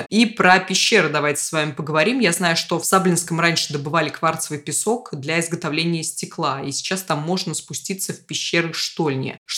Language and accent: Russian; Ulyanovsk, Ulyanovsk Oblast, Russia; Я из Ульяновска